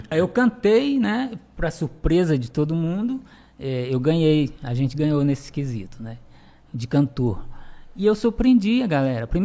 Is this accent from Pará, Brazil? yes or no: yes; Conceição do Araguaia, Pará, Brazil; Bom, eu nasci em Conceição do Araguaia, no estado do Pará. Paraense. É, sou paraense. Minha cidade, ela é uma cidade turística, né?